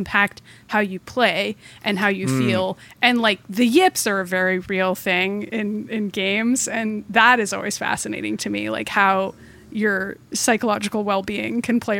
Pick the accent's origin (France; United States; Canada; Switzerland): United States; Boston, Massachusetts; I am from Boston. My parents are big Red Sox fans